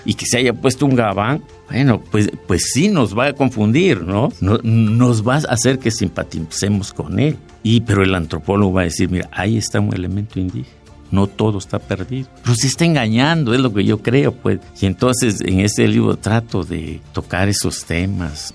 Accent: Oaxaca, Mexico; el de mi pueblo, el del pueblo indígena de Oaxaca

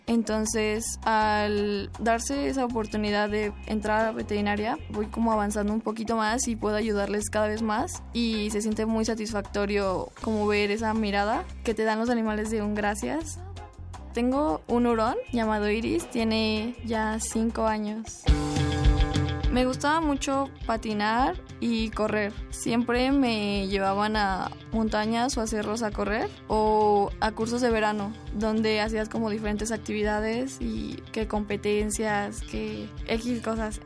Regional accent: Mexico City, Mexico; yo nací en la Ciudad de México el 5 de octubre de 1996

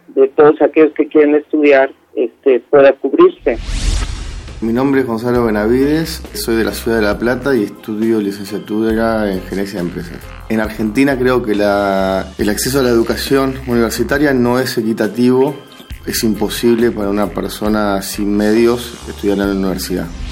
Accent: Mexico; soy de México

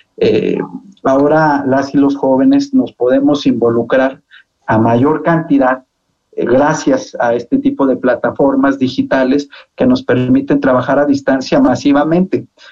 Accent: Zacatecas, Mexico; moved away as an adult; now in Mexico City, Mexico; Yo soy muy zacatecano, siempre presumo mucho mi tierra

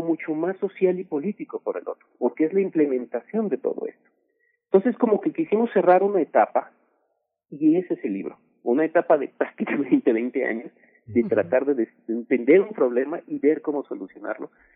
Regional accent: Mexico; somos ahora los mexicanos

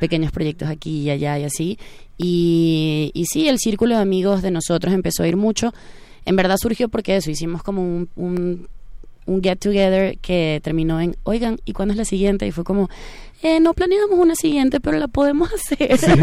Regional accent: Venezuela; now in Mexico; nosotros venimos de Venezuela, entonces nuestra cadencia es muy diferente

